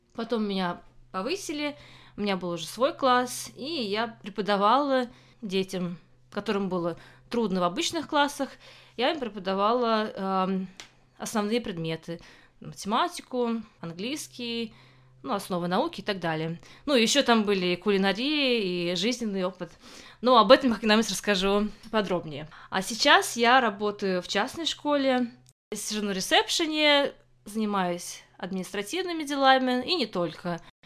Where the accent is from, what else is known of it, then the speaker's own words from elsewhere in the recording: Kazan, Tatarstan, Russia; moved away as an adult; also born or lived in Moscow, Russia; now in England, United Kingdom; Я родилась и выросла в Казани